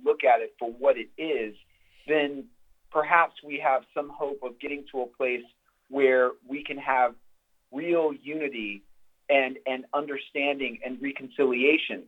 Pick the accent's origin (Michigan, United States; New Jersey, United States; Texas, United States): Texas, United States; my home state of Texas